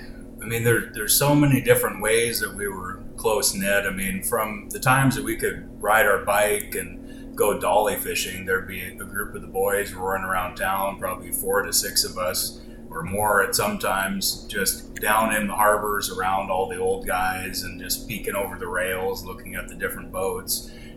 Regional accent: Petersburg, Alaska, United States; also born or lived in Ballard, Seattle, Washington; fourth generation from Petersburg. I was born down in Ballard, but my parents already lived up in Petersburg, so didn't spend much time in Washington and was right back home.

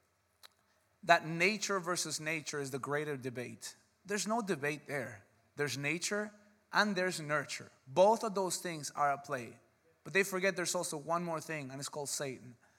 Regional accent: United States; because we're American

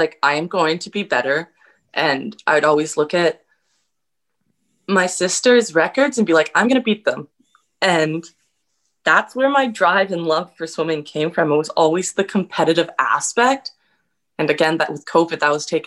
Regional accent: Campbell River, British Columbia, Canada; moved away; also born or lived in Minnesota; I joined summer club in my hometown of Campbell River when I was very young

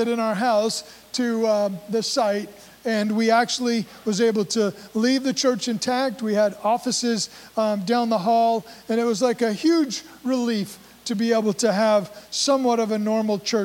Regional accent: Hope, Maine, United States; I grew up in Hope, in a very large working class family

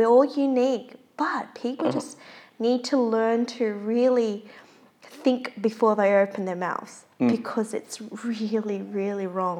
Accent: Australia; I'm bloody born here, born and raised in Australia.

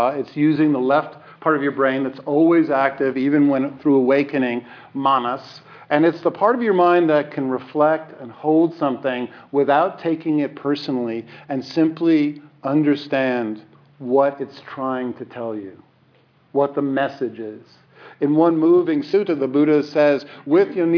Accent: New York, United States; I'm a New Yorker

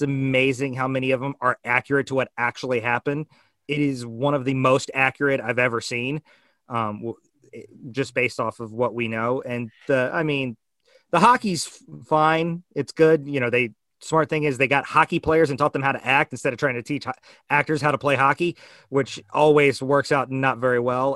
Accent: United States; as an American

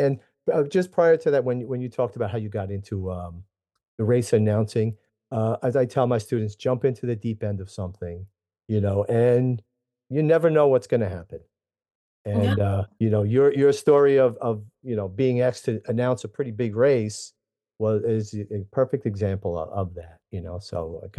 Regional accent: New Jersey, United States; So I'm from North Jersey. Across the street from my house is a mountain. I mean, not a big mountain, but it's a lot of hiking, climbing up and down hills.

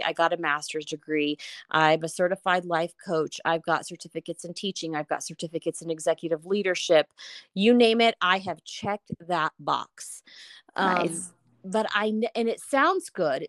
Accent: Houston, Texas, United States; now in Denver, United States; So I was born in Houston, Texas, and I currently live in Denver

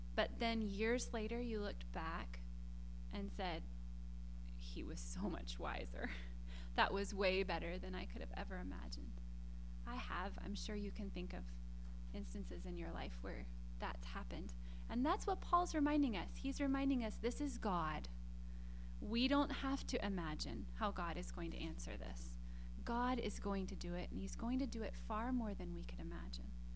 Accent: South Carolina, United States; when I was growing up in South Carolina, we had these tall, tall, tall pine trees

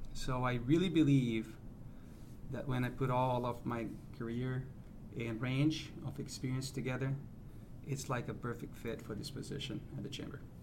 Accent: Brazil; moved away as an adult; also born or lived in United States / Europe / South America; now in St. Louis, United States; I'm from Brazil, uh, Brazilian born

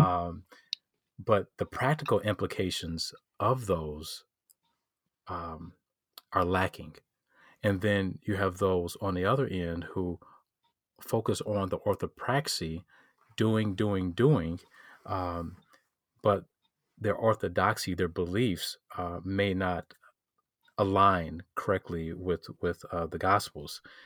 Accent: Detroit, Michigan, United States; I'm from Detroit, Michigan. Um, I'm s, I'm still here, uh, grew up here.

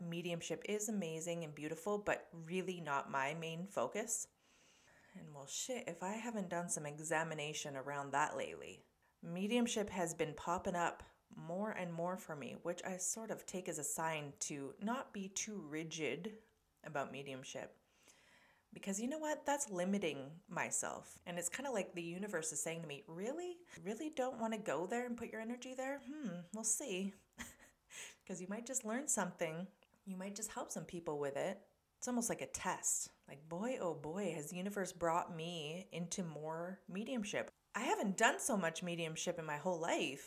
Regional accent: Canada; Canada, of course, my home country.

